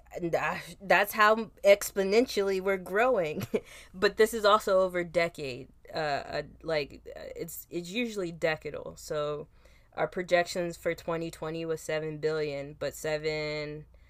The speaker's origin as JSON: {"language": "English", "town": "Philadelphia", "region": "Pennsylvania", "country": "United States", "said": "I come from Philadelphia where tough roughness was like the love language"}